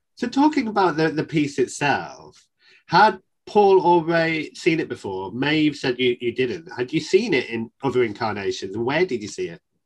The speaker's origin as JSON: {"language": "English", "region": "the north of England", "country": "United Kingdom", "accent": "northern", "said": "my northern accent"}